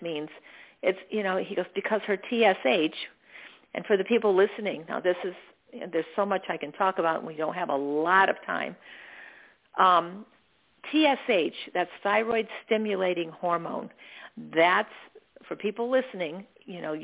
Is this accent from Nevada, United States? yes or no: no; Daytona Beach, Florida, United States; moved away as an adult; now in Arizona, United States; Daytona Beach, Florida, where I'm from